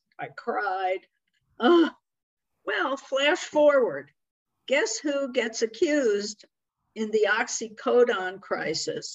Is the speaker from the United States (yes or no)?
yes; Metuchen, New Jersey, United States; moved away; also born or lived in San Diego; where I grew up in Metuchen, New Jersey